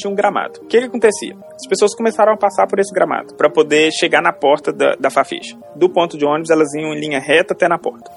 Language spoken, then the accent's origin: Portuguese; Belo Horizonte, Minas Gerais, Brazil; eu sou de Belo Horizonte, fiz minha graduação na, na Faculdade de Filosofia e Ciências Humanas lá da UFMG